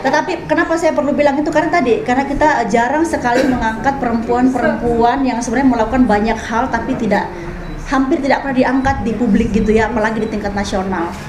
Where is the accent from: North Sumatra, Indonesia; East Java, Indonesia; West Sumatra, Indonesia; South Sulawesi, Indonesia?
South Sulawesi, Indonesia; Palopo; now in Jakarta, Indonesia; di Palopo di kampung halaman saya